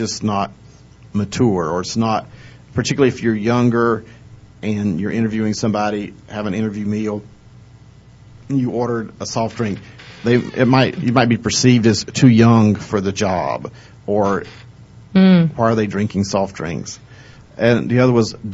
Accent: the South, United States; In the South, we're huggers

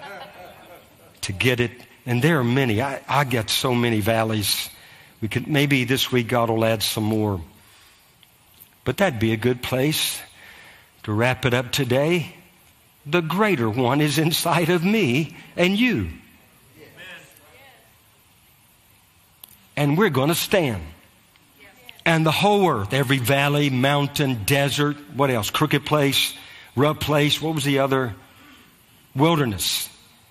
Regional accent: Louisiana, United States; moved away as an adult; also born or lived in North Carolina; now in Moravian Falls, United States; I grew up in Louisiana

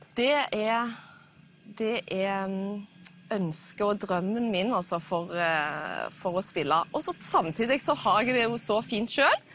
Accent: Jørpeland, Rogaland, Norway; jeg kommer fra Fiskå ved Jørpeland utenfor Stavanger.

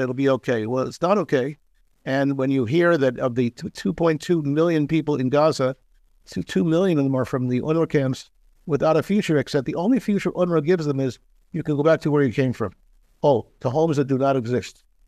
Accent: Philadelphia, Pennsylvania, United States; moved away as an adult; now in Israel; my hometown of Philadelphia

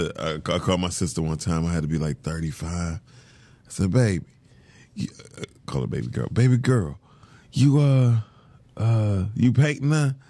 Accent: Detroit, Michigan, United States; born or raised there

